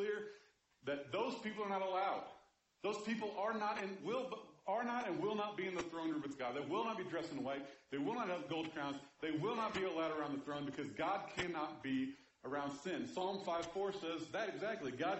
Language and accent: English; Kansas City, Missouri, United States; I grew up in Kansas City